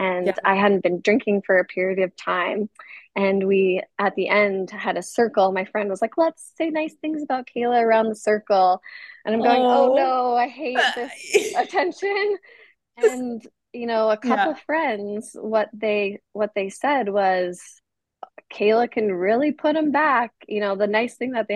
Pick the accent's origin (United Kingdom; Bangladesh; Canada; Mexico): Canada; Edmonton, Alberta; moved away as an adult; now in Kansas City, United States; growing up in Canada, we are around alcohol at a very young age